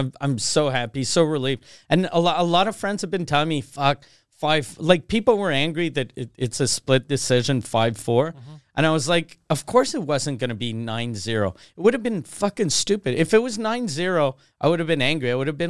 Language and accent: English; Canada; I'm the Canadian OJ.